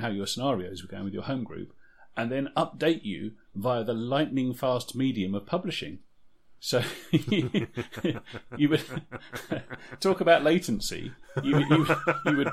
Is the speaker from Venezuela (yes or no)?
no; United Kingdom; we're British